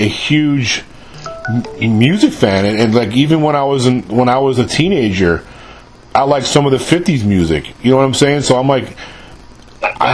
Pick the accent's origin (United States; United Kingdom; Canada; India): United States; New York City, New York; moved away; I grew up in New York in the 70s and the 80s